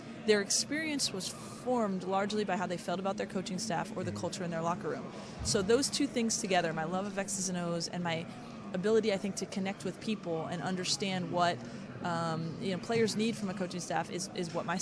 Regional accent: New York, United States; moved away as an adult; also born or lived in California; now in Cleveland, United States; I grew up in New York, but I've been in California for the last 15 years

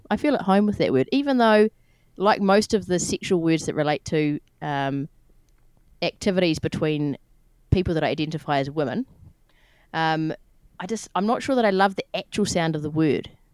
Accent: New Zealand; I'm from New Zealand

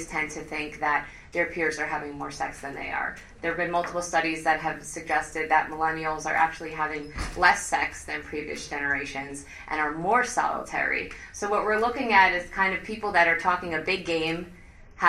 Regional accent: Five Towns, New York, United States; growing up in the Five Towns, we had a takeout place called Mazon

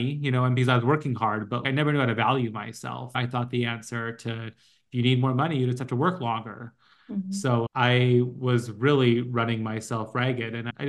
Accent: Los Angeles, California, United States; moved away as an adult; also born or lived in New York; We're both from LA and we wanted to move back.

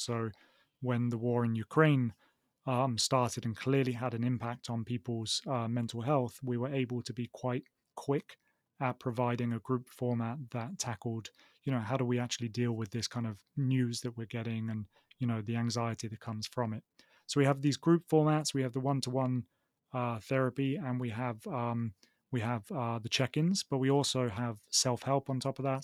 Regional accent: Oxford, South East England, United Kingdom; accent: southern; moved away as an adult; also born or lived in Manchester; now in Barcelona, Spain; I'm from the UK, uh, from Oxford in the UK

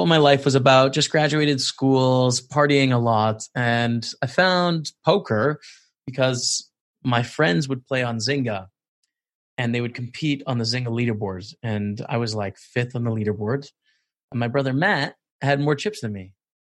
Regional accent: Canada; I'm from Canada, but I'm in Edinburgh, Scotland, during the lockdown situation

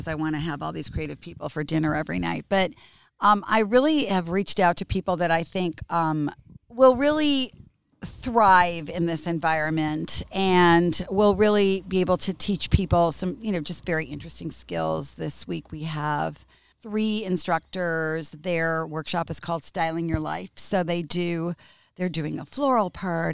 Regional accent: United States; moved away as an adult; now in Italy; I'm American.

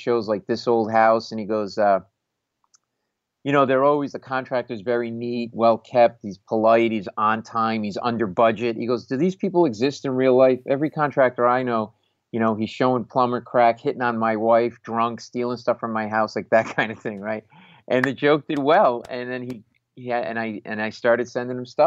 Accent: Providence, Rhode Island, United States; moved away as an adult; also born or lived in New York City; I grew up in Providence, Rhode Island, middle-class family

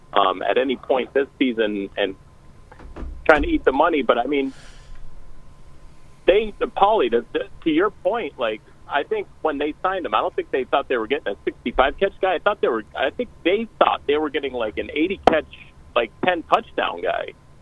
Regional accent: Springfield, Massachusetts, United States; I'm from Springfield

